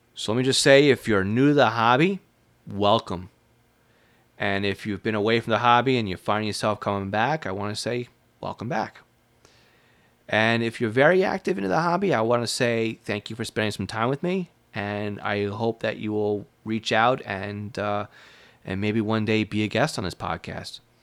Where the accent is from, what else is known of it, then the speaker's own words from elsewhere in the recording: Long Island, New York, United States; If you can't tell from my accent, I was born and raised, and I spent most of my life in Long Island, New York